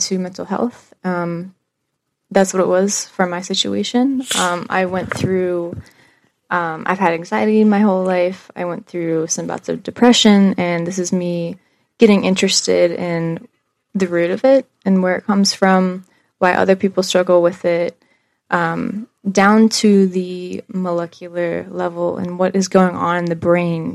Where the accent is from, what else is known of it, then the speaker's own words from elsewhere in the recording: DuBois, Pennsylvania, United States; I grew up in the same house in Du Bois for mostly all my life